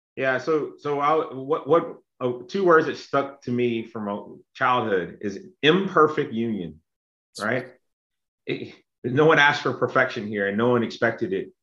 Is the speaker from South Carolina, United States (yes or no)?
yes; South Carolina, United States; also born or lived in Texas / Illinois; now in Norcross, United States; I grew up in South Carolina, which is very conservative